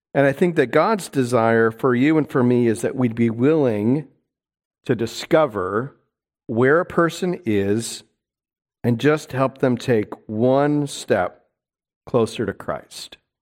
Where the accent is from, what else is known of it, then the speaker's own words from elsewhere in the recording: New York City, New York, United States; moved away; I'm a New Yorker